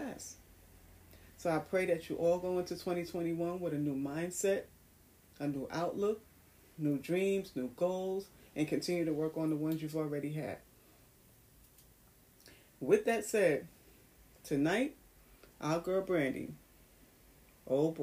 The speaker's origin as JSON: {"language": "English", "town": "New York City", "region": "New York", "country": "United States", "tie": "born or raised there", "said": "my hometown, New York City in Times Square"}